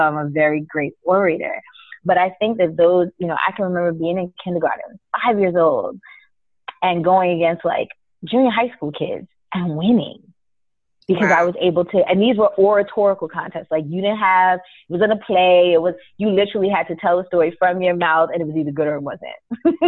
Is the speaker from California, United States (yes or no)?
no; New York, United States; also born or lived in Guyana / Miami; I grew up in New York